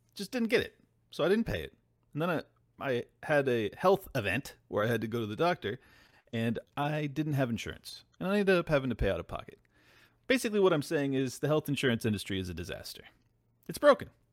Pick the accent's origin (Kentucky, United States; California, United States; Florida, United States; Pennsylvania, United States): California, United States; as a Californian